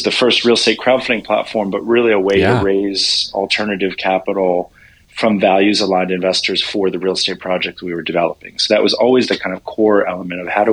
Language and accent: English; Washington, District of Columbia, United States; I grew up in Washington, D.C. in a commercial real estate family